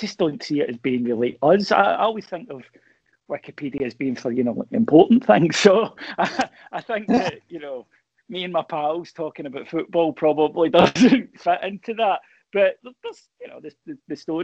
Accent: Kilwinning, Scotland, United Kingdom; I'm from Kilwinning originally. And if you grow up here, you're a Rangers fan.

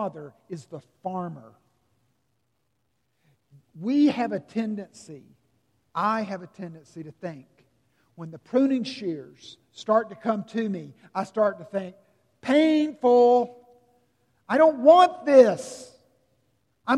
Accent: Simpsonville, South Carolina, United States; growing up in Simpsonville, South Carolina

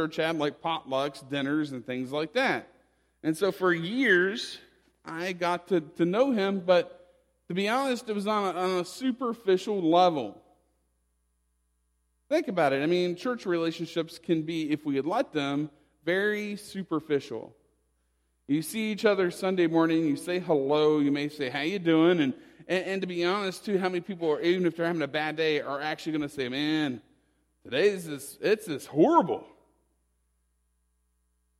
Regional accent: West Virginia, United States; moved away; I'm originally from West Virginia, and my home state is underwater

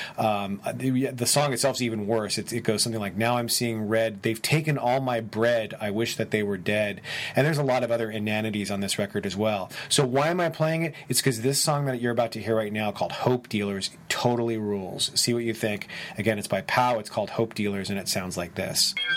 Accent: San Francisco, California, United States; San Francisco, California, my hometown, and where I'm recording this right now

